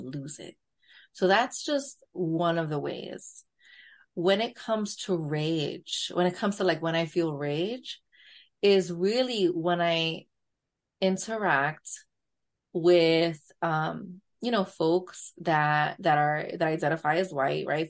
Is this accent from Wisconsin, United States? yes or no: no; New York, United States; accent: borderline New York Latina; borderline New York Latina accent